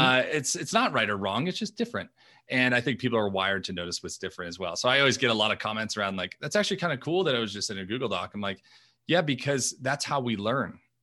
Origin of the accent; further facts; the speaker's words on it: New York, United States; I grew up in New York, uh, Italian family